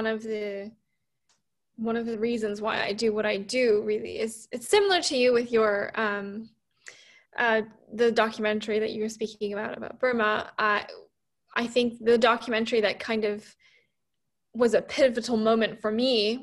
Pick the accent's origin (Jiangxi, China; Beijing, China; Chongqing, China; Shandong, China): Beijing, China; now in London, United Kingdom; I grew up in Beijing in China